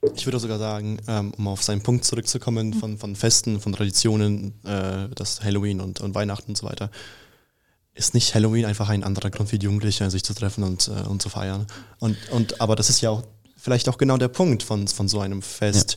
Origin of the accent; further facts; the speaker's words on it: Schönwald, Bavaria, Germany; also born or lived in Russia; ich komme aus Schönwald